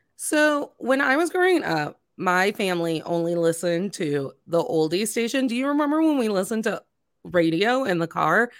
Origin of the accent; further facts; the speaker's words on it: Northwest Indiana, United States; I grew up in Northwest Indiana.